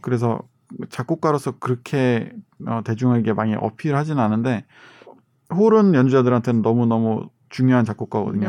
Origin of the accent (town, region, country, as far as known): South Korea; born or raised there